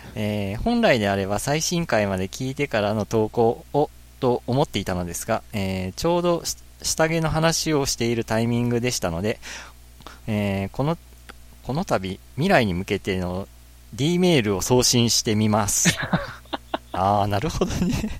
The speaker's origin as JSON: {"language": "Japanese", "region": "Oita", "country": "Japan"}